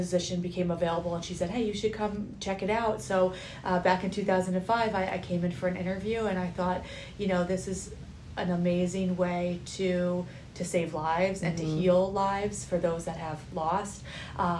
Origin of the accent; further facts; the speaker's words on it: Millburn, New Jersey, United States; I grew up in Milburn